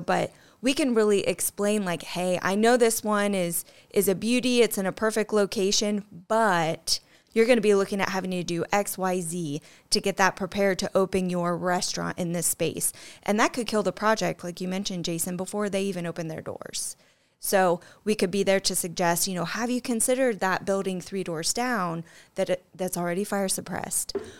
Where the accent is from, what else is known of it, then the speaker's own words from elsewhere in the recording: Middle Point, Ohio, United States; Middle Point, Ohio, I think population, I don't know, maybe 300 at best. So, yeah, grew up on a farm right outside of Middle Point